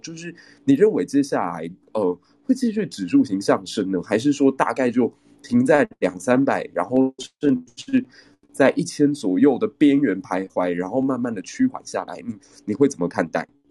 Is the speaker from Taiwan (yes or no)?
yes; Taiwan; 我们台湾人其实团结起来也是蛮强大的